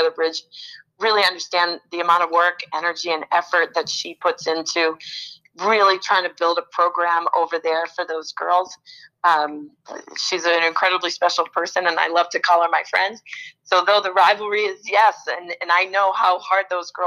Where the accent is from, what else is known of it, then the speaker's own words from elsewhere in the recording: York, Maine, United States; I grew up in Southern Maine, and in a little town, little coastal town called York, Maine